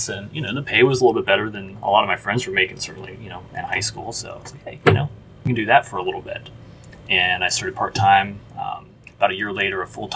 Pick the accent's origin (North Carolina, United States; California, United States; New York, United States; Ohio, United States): Ohio, United States; Cincinnati; I am from Cincinnati originally